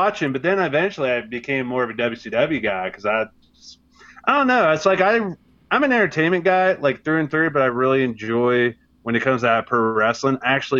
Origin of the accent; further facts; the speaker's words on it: Virginia Beach, Virginia, United States; I grew up in Virginia Beach.